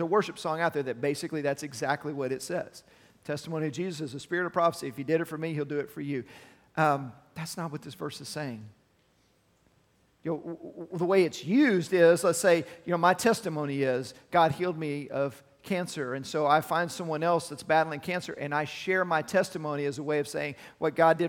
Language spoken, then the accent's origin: English; Arlington, Texas, United States; I grew up in Arlington, and it's close to University of Texas, UTA, in Arlington